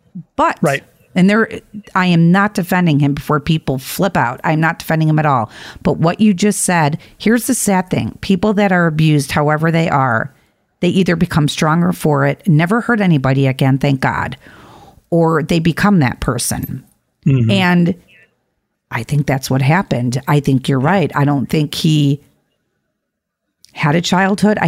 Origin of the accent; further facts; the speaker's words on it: Chicago, Illinois, United States; We're from Chicago